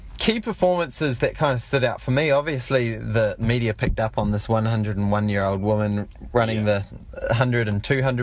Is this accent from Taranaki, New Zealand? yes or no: no; Auckland, New Zealand; I'm from East Auckland